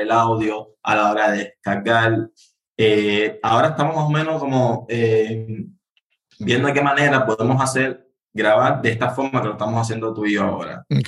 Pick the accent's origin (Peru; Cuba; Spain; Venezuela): Cuba; Havana; yo nací aquí en La Habana, soy originario aquí de la capital.